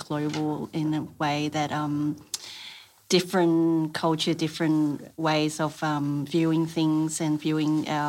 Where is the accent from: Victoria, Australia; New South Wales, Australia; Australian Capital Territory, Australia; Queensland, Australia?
New South Wales, Australia; Sydney; English is a second language; also born or lived in Taiwan; I came to Australia from Taiwan when I was 7 and lived in Sydney